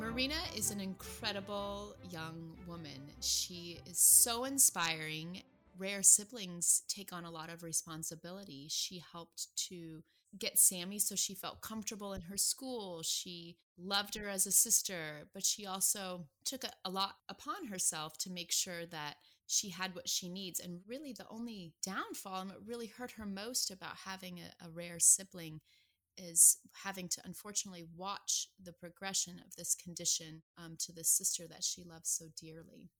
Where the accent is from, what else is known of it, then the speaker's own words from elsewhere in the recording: Nebraska, United States; I'm from Nebraska